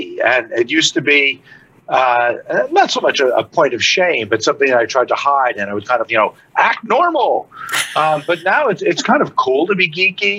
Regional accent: New York, United States; as a kid growing up in New York

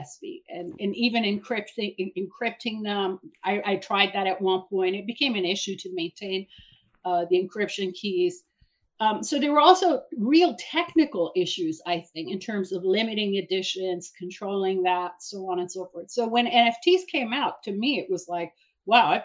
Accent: Iran; now in New York City, United States; I'm originally from Iran. I'm an immigrant and a political refugee, and I came to New York

